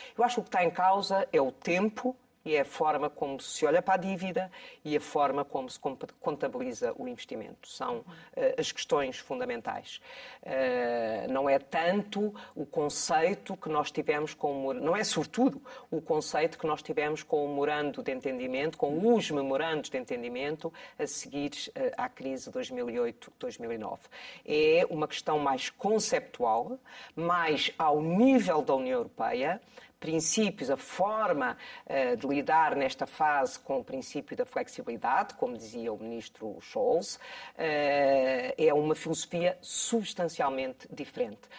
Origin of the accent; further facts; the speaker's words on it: Bombarral, Centro, Portugal; Bom Barral é a minha terra de origem